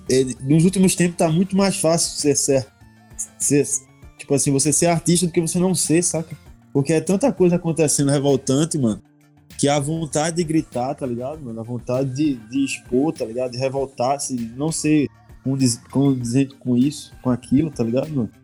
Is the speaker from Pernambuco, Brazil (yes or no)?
yes; Recife, Pernambuco, Brazil; moved away as an adult; also born or lived in São Paulo / Porto Alegre; now in Belo Horizonte, Brazil; eu, que vim da, da, da periferia do Recife, nunca tive acesso até chegar aqui no Sudeste